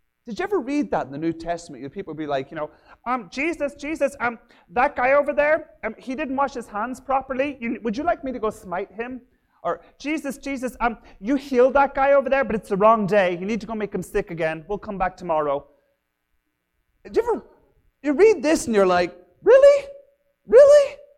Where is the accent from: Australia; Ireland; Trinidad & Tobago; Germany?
Ireland; also born or lived in England; now in Minnesota, United States; growing up in Ireland, and my dad had a fantastic capacity to never be able to keep a job, so we moved all over from Ireland and England